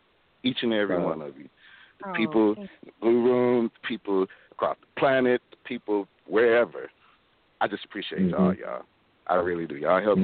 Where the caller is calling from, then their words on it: Detroit, Michigan, United States; Greetings to you and everybody. How y'all doing? I'm calling from Detroit, you know.